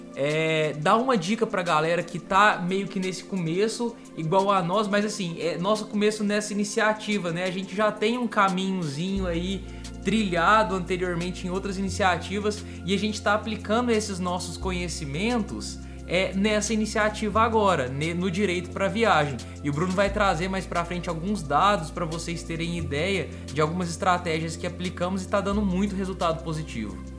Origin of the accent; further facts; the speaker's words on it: Minas Gerais, Brazil; eu que sou de Minas Gerais